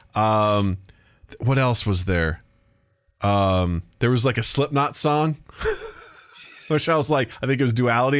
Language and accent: English; United States